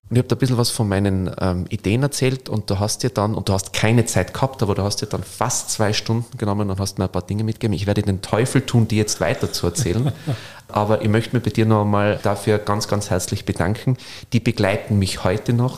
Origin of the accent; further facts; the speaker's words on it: Stubai Valley, Tyrol, Austria; moved away as an adult; also born or lived in Inzing; now in Vienna, Austria; aber ich bin ja auch aufgewachsen im Stubertal im Midas.